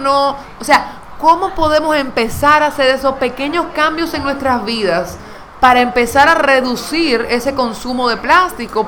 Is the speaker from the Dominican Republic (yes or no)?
yes; Dominican Republic; yo quiero vivir en República Dominicana, yo quiero vivir, esta es mi tierra, este es mi país